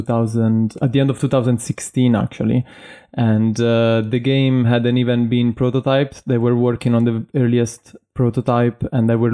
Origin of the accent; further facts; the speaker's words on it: Italy; moved away as an adult; now in London, United Kingdom; I was born in Italy and I moved to London in 2013 to complete my studies there